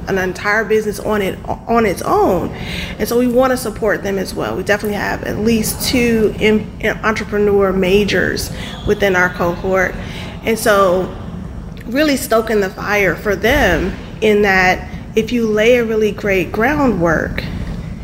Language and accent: English; Cleveland, Ohio, United States; now in St. Louis, United States; I'm from Cleveland, Ohio